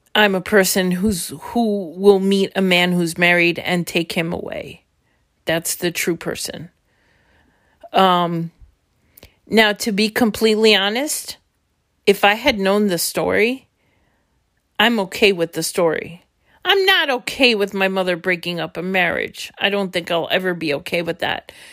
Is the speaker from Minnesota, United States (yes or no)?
no; New York City, New York, United States; also born or lived in Brooklyn, New York; I was born in Brooklyn, and when I was three months old, there was a decision made to move to Queens